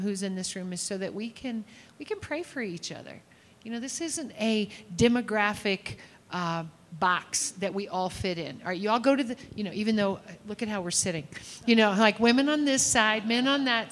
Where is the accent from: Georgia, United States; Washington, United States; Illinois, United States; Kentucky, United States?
Kentucky, United States; I'm from Kentucky